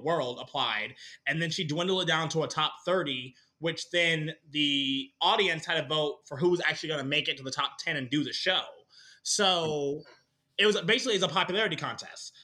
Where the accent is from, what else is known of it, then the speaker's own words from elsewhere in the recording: Dallas, Texas, United States; I'm from Dallas.